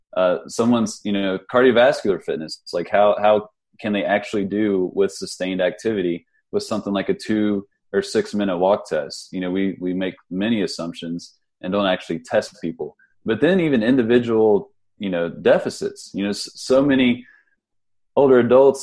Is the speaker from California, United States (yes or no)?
no; Huntington, West Virginia, United States; I'm from West Virginia. I'm from the uh, from Huntington, West Virginia.